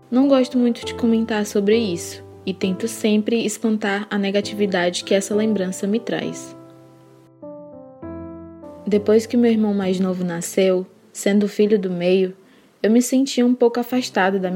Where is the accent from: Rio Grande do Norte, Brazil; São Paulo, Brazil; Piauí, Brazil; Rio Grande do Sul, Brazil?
Piauí, Brazil; Parnaíba; born there; Até hoje tenho contato com os vizinhos de infância, tanto os daqui quanto os do interior onde nasci em Parnaíba, Piauí.